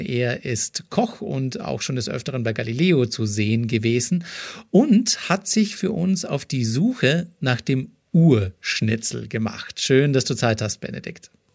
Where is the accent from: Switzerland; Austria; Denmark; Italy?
Austria; now in Germany; Ich bin Österreicher